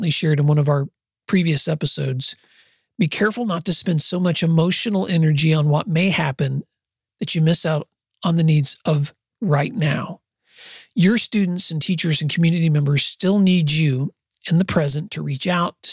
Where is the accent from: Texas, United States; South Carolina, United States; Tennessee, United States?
Tennessee, United States; West; moved away as an adult; now in Oklahoma, United States; I grew up in West Tennessee, and I have spent most of my adult life in Oklahoma